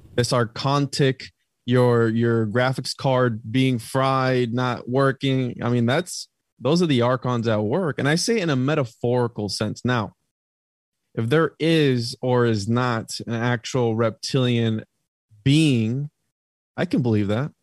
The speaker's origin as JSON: {"language": "English", "country": "Puerto Rico", "said": "I'm from Puerto Rico"}